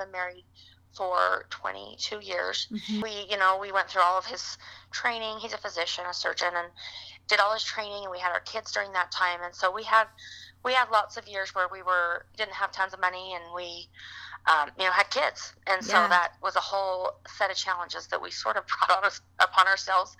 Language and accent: English; Utah, United States; moved away as an adult; also born or lived in Michigan; We're originally from Utah. We spent some time in Michigan, and we came back to Utah. So we live in Utah now